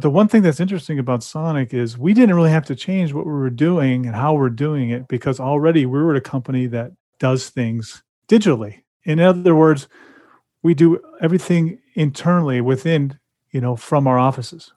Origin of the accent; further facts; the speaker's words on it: California, United States; I grew up in California, so that's how they talked